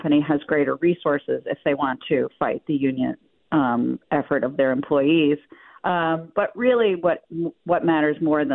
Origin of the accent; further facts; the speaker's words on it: Buffalo, New York, United States; We come from Buffalo